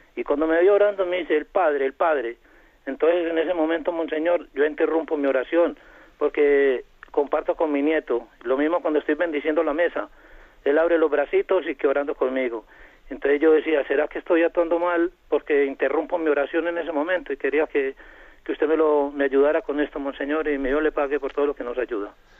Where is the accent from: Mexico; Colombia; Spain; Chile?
Colombia; soy colombiano